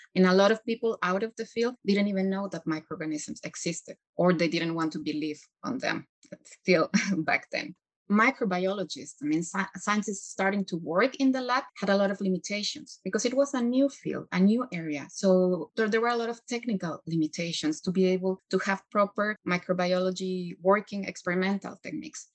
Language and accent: English; Mexico; moved away; I come from Mexico